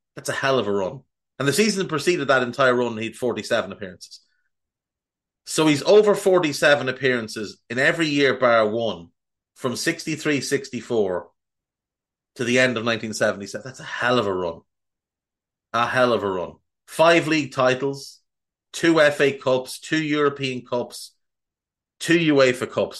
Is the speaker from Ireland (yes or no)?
yes; Ireland; I'm Irish, and that's how we say it